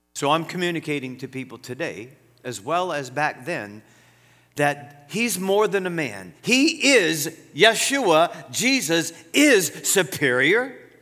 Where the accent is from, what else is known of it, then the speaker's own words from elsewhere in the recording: United States; I'm an American, born American. My grandpa's from Greece, my grandma's from Ireland